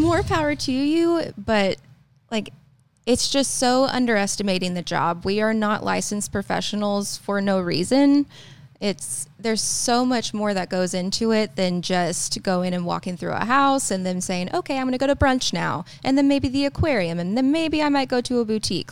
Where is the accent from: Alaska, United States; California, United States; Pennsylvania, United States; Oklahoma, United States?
Oklahoma, United States; Tulsa; moved away as an adult; also born or lived in Poteau, Oklahoma; now in Tahlequah, United States; I'm not from there. I'm from Tulsa, like, small town.